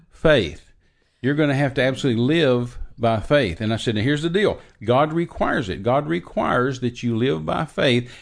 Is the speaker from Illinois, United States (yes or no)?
no; Texas, United States; I'm an American. I was born in Texas.